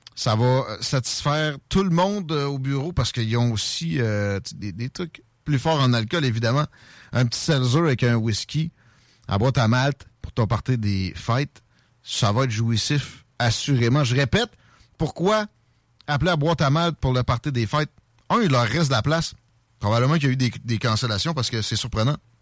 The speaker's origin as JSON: {"language": "French", "country": "Canada", "said": "je suis un Canadien français"}